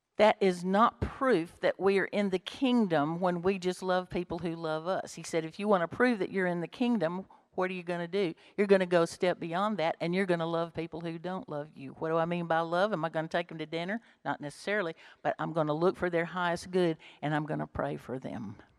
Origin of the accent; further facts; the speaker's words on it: Bremen, Georgia, United States; if I'd grown up in Bremen, if I was born in Bremen